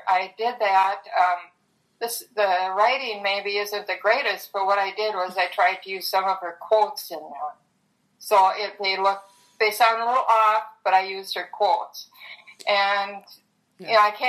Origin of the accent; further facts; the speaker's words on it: Minneapolis, Minnesota, United States; I'm from Minneapolis.